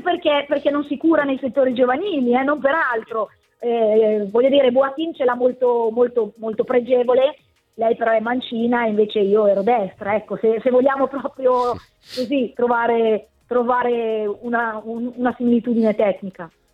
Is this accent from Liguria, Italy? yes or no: no; Bologna, Emilia-Romagna, Italy; da bolognese